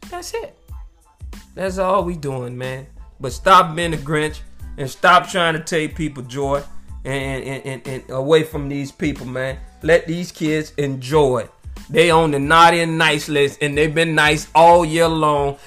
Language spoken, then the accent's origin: English; United States; I'm from America and I was born over here in the United States